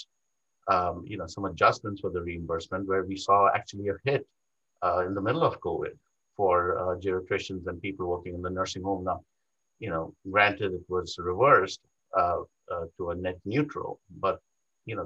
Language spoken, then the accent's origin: English; India; moved away as an adult; also born or lived in New York; now in United States; I was not born in this country. I was born in India. I did my medical school training in India